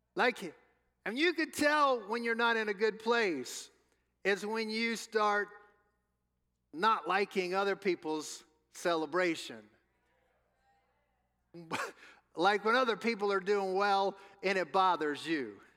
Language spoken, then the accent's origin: English; New Orleans, Louisiana, United States; moved away; we're from New Orleans, home of the New Orleans Saints